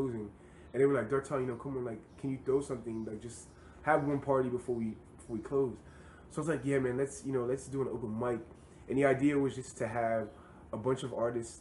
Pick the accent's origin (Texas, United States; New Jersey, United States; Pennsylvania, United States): Pennsylvania, United States; Pottstown; moved away; my hometown of Pottstown, Pennsylvania.